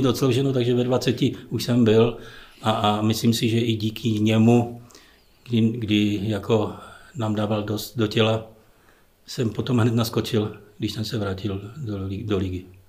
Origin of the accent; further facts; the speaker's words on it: Ostrava, Moravian-Silesian Region, Czechia; moved away as an adult; also born or lived in Wrocław, Poland; now in Teplice, Czech Republic; narodili jsme se i manželka, i já v Ostravě oba dva, takže jsme rodili Ostraváci